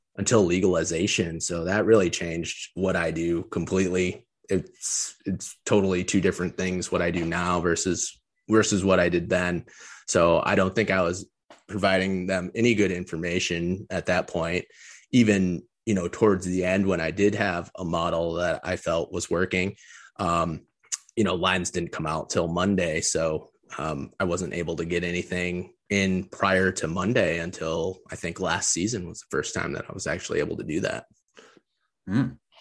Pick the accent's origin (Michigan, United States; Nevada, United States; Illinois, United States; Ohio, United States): Michigan, United States; Detroit; growing up in the Metro Detroit area when I was really young